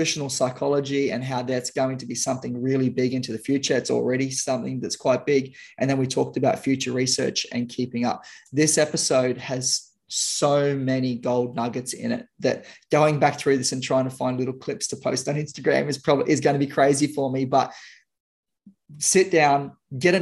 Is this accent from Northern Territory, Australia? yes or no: yes; Darwin, Northern Territory, Australia; my hometown in Darwin